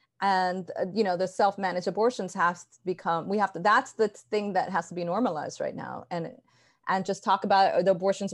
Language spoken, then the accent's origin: English; Ecuador; I grew up partly in Ecuador, seeing how treacherous machismo is there.